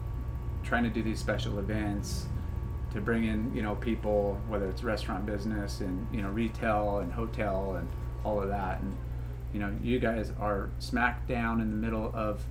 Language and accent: English; Huntington Beach, California, United States; born and raised in Huntington